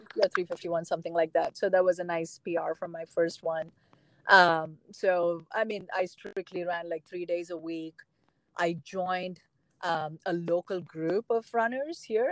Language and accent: English; South India, India; moved away; I grew up in South India.